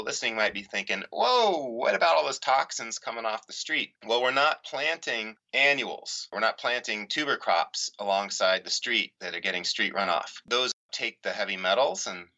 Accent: Tucson, Arizona, United States; I grew up here in Tucson

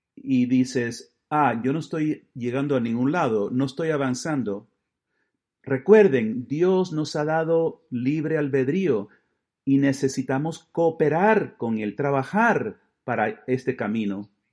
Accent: Buffalo, New York, United States; En la diócesis de Buffalo, de donde yo vengo

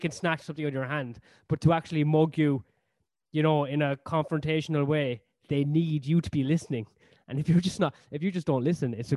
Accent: Cork, Munster, Ireland; moved away as an adult; also born or lived in Canada / Australia; now in London, United Kingdom; Cork, where I'm from

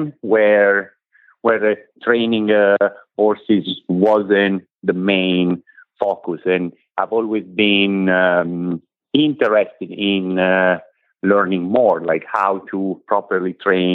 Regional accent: Italy; moved away as an adult; now in United States; I come from Italy. I am 41. I moved in this country 10 years ago.

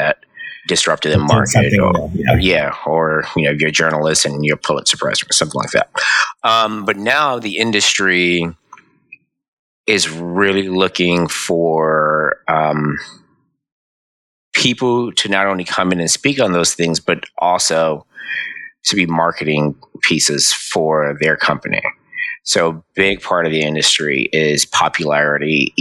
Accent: New York City, New York, United States; my mom, my dad, my three older brothers, we all grew up on Burnside and Andrews

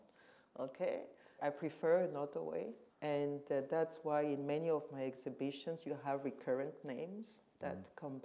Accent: Cameroon; moved away; also born or lived in Western Europe; I was born and raised in Cameroon

